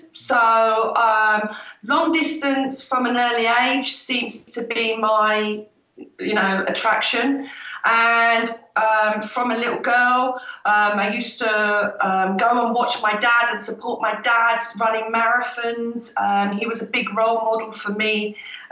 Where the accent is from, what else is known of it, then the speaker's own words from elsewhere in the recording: near Milton Keynes, South East England, United Kingdom; he did the Milton Keynes very first marathon, which is just down the road in my hometown